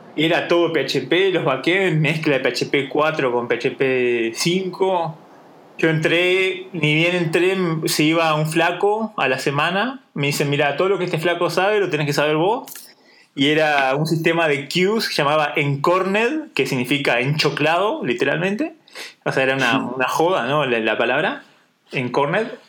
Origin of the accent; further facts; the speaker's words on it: Durazno, Uruguay; moved away as an adult; now in Switzerland; soy de Durazno